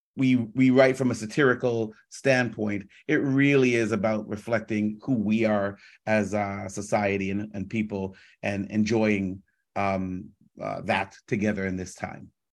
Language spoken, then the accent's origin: English; Toronto, Ontario, Canada; I'm from Scarborough